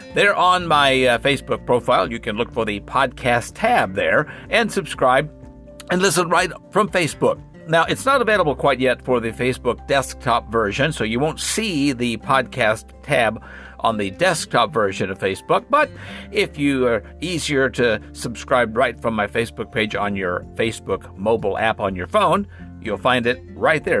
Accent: Arkansas, United States; my home state of Arkansas

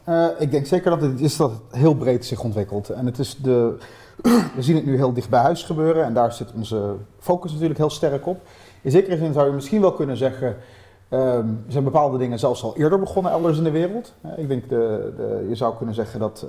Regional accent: Netherlands; ik heb gewoon een Nederlands paspoort ik hoef niet nog iets extra's te doen om Nederlander te worden, buiten het feit dat ik hier geboren ben

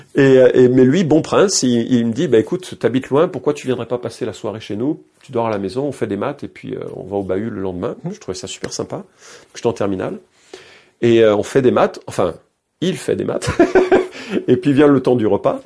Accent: Lyon, Auvergne-Rhône-Alpes, France; now in Misérieux, France; je suis né à Lyon. Je suis né à Lyon en 1966.

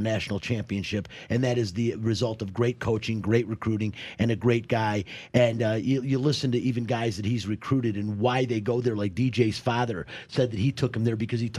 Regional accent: Detroit, Michigan, United States; now in Las Vegas, United States; I'm from Detroit

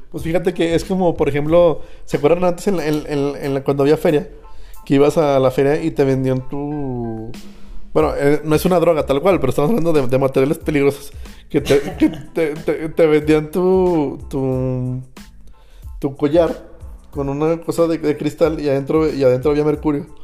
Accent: Jerez, Zacatecas, Mexico; los que crecimos en Jerez, Zacatecas

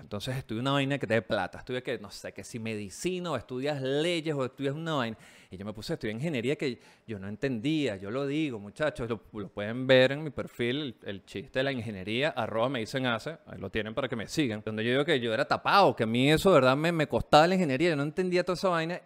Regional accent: Venezuela; moved away as an adult; now in Chile; Yo salí de Venezuela eh, eh, personalmente por el tema de la inseguridad. Llegué a Chile, empecé a trabajar como cualquier migrante

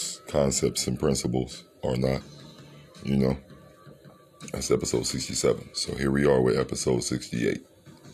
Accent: Cleveland, Ohio, United States; I'm from Cleveland, Ohio

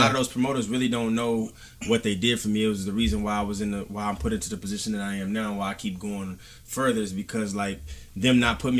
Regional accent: Killeen, Texas, United States; also born or lived in San Antonio, Texas; I'm originally from Killeen, Texas.

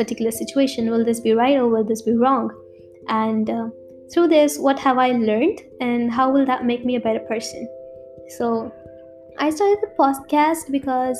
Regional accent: India; I'm from India

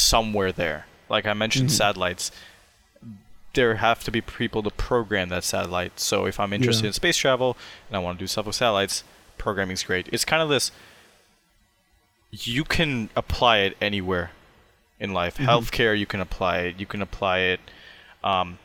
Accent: Sammamish, Washington, United States; growing up in Sammamish, in a very, you know, privileged society

